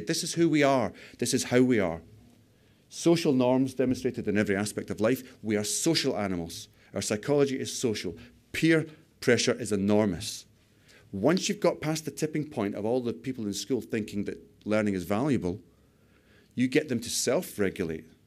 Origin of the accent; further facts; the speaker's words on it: United Kingdom; We're too British